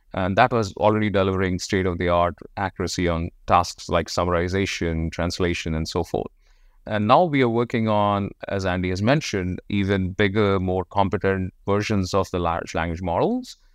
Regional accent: India; moved away; I was born in India.

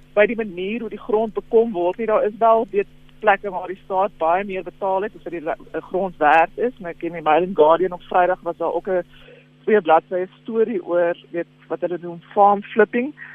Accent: South Africa; as Suid-Afrikaners

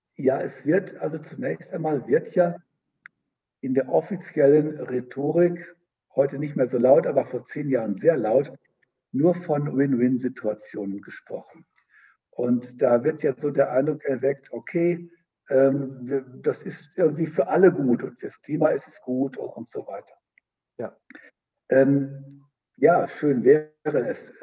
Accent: Germany; bei uns in Deutschland

